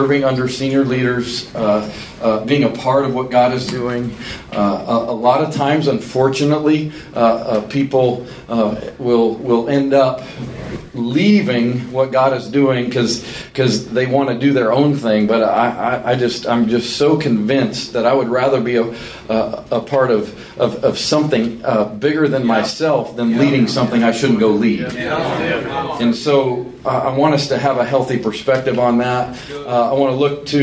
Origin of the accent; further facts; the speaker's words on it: Colorado Springs, Colorado, United States; moved away as an adult; now in Birmingham, United States; my hometown of Colorado Springs, Colorado